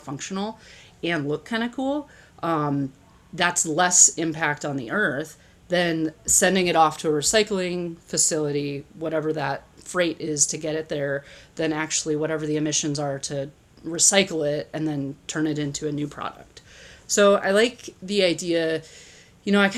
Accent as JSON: {"language": "English", "region": "Midwest", "country": "United States", "tie": "born or raised there", "said": "I grew up in the Midwest"}